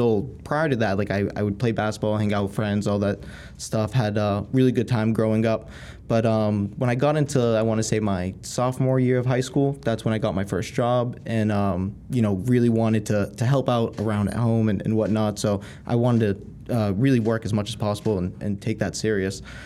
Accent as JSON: {"language": "English", "town": "Haverhill", "region": "Massachusetts", "country": "United States", "tie": "born or raised there", "said": "I grew up in Haverhill, Mass"}